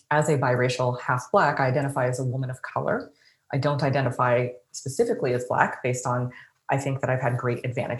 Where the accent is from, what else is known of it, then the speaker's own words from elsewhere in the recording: Dallas, Texas, United States; I grew up I was born in Dallas.